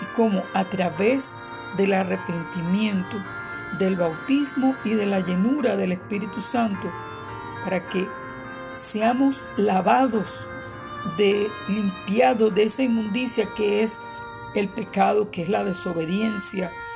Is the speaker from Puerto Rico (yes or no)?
no; Venezuela; moved away as an adult; now in San Antonio, United States; Soy venezolana, pero por la misericordia de nuestro Señor Jesucristo, vivo acá en San Antonio, Texas, desde hace cuatro años